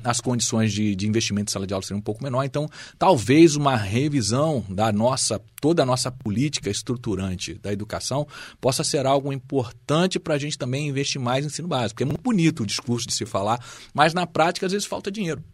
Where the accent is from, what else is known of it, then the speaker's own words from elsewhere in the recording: Brazil; como brasileiros